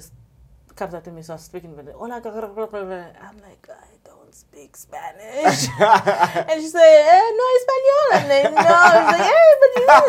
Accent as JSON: {"language": "English", "country": "South Africa", "said": "I'm a South African colored."}